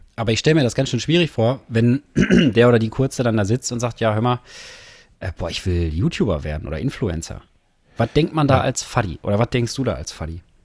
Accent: Herne, North Rhine-Westphalia, Germany; sind beide hier geboren. Du, Gelsenkirchener, ich, Herner slash Wanne-Eickel

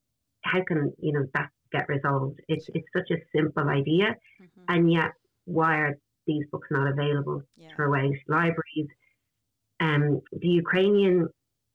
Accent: Ireland; as an Irish people, where we have spread ourselves around every corner of the globe

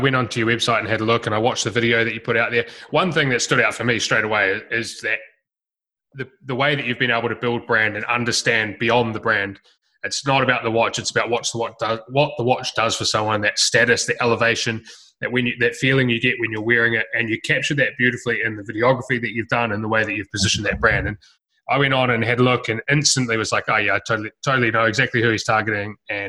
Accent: New Zealand; moved away as an adult; also born or lived in Melbourne; when I was 18, I moved from New Zealand to Melbourne and I went and knocked doors for a year and sold bits of cardboard door to door in every suburb in Melbourne.

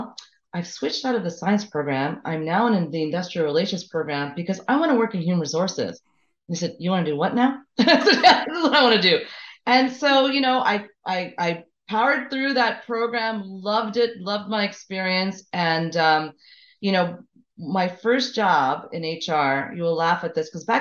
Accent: Montreal, Quebec, Canada; I'm from Montreal originally, born and raised

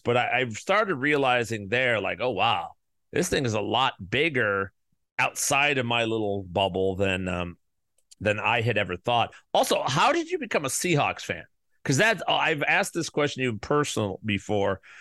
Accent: Chicago, Illinois, United States; I'm from the South Side

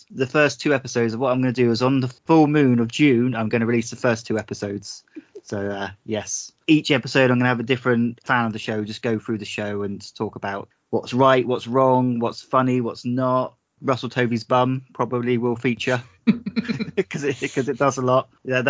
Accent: South West England, United Kingdom; I'm from the Devon area.

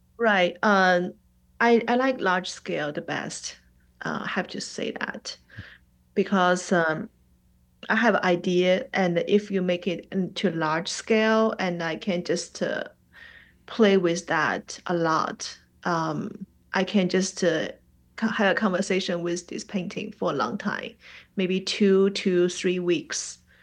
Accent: Shanghai, China; first language Mandarin; English is a second language; moved away as an adult; also born or lived in New York; now in Atlanta, United States; Shanghai is my hometown

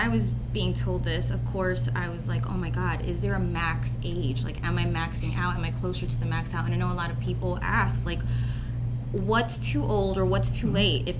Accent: Elizabeth, New Jersey, United States; I'm from Elizabeth

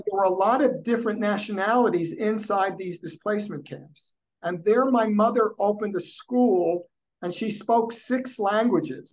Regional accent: United States; also born or lived in New Jersey; when I was growing up in New York and New Jersey

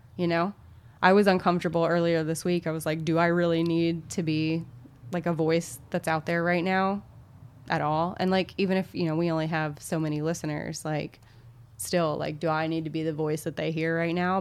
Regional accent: Little Rock, Arkansas, United States; I come from the Deep South. I heard racial slurs often as a child. Our town is pretty segregated still. There is even, like, Central High, which, Central High and Little Rock

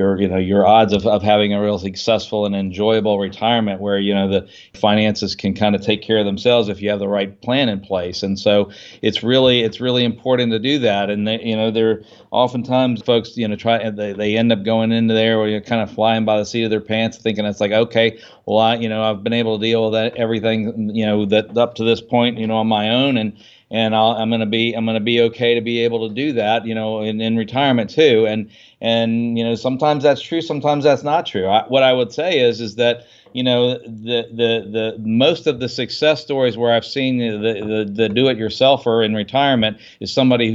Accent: Washington, D.C. area, United States; I grew up in the Washington D.C. suburbs, right?

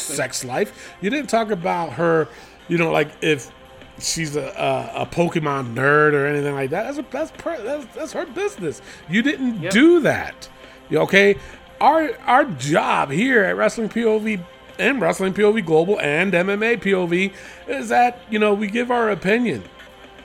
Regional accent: New York, United States; now in Las Cruces, United States; but I'm originally from New York

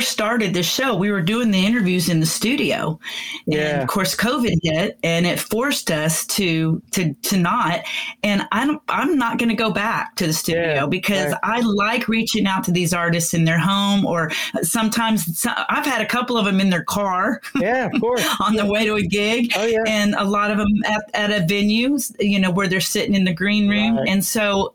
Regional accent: Florida, United States; now in Texas, United States; I'm a Texan. I was born here. I was raised, though, you know, in Florida on the beach

